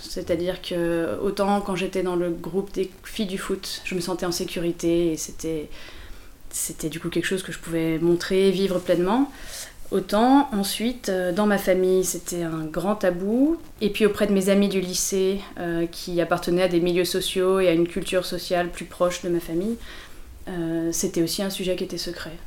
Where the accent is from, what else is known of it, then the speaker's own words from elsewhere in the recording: Lyon, Auvergne-Rhône-Alpes, France; moved away as an adult; also born or lived in Paris; J'ai grandi à Lyon et je suis partie à Paris pour faire mes études